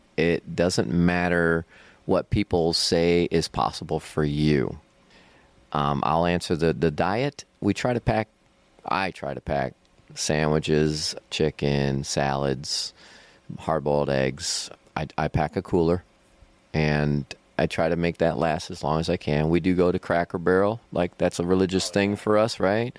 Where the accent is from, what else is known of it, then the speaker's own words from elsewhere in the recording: Cleveland, Ohio, United States; now in Akron, United States; my hometown is Cleveland, Ohio, but I live in Akron, about an hour south of Cleveland right now.